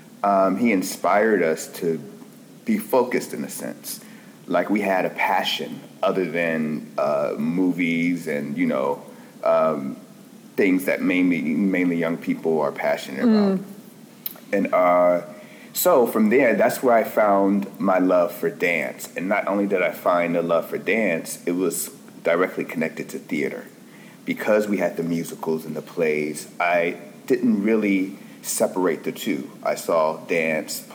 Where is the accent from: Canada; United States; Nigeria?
United States; Los Angeles, California; I'm originally from Los Angeles, California